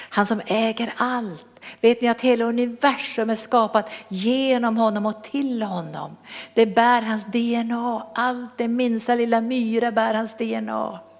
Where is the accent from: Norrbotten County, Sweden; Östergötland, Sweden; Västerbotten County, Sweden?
Norrbotten County, Sweden; accent: Norrland dialect; moved away; Då hade jag kvar min norrländska till fullo